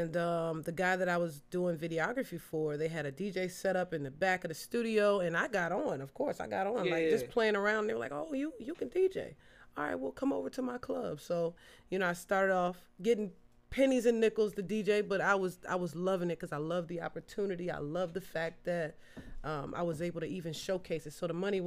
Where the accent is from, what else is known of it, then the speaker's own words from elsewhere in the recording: Prince George, Virginia, United States; I am from Prince George, Virginia, a nice little country small